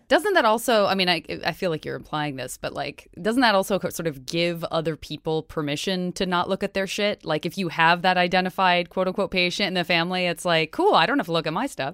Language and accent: English; Tucson, Arizona, United States; moved away; I'm from Tucson, Arizona.